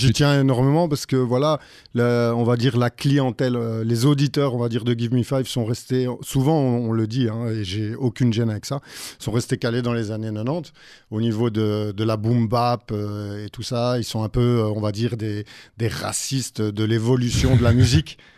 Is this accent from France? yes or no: no; Brussels, Brussels-Capital Region, Belgium; Bruxellois pure souche. Pure Mais mon père est français.